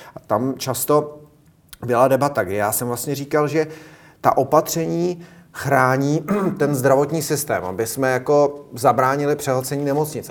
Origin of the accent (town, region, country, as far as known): Czechia